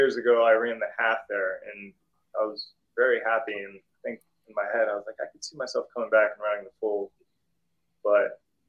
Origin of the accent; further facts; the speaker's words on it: Salem, Ohio, United States; also born or lived in Morocco; I was born in Morocco. And so my dad's from Salem, Ohio. And then around the mid-90s, he decided he wanted to live back in the U.S. So we moved to good old Salem, Ohio.